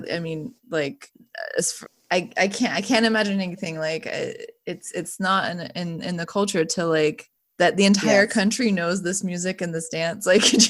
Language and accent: English; Bosnia & Herzegovina; born there; I was born in Bosnia, and we have, like, a folk dance that we do at weddings and stuff. That is, I know that.